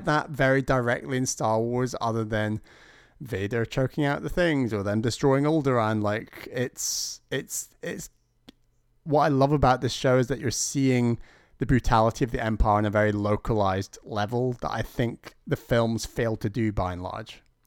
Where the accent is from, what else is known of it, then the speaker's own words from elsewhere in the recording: United Kingdom; as a Brit